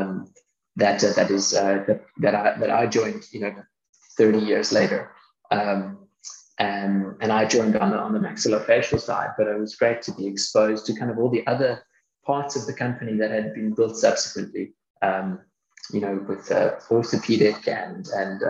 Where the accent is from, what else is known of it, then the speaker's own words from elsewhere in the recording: Cape Town, Western Cape, South Africa; also born or lived in Toronto, Canada; So I grew up both in Canada and in South Africa, between kind of Toronto and Cape Town. I spent the bulk of my schooling in Cape Town